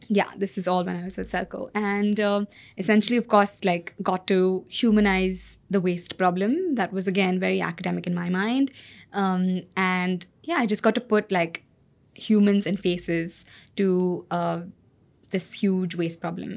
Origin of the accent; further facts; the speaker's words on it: Bangalore, Karnataka, India; moved away as an adult; also born or lived in California; like any other good Bangalorean